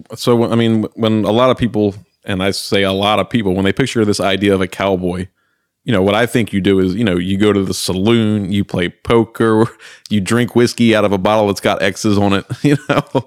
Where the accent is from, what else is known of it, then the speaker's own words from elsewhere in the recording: Baltimore, Maryland, United States; born and raised in Baltimore, Maryland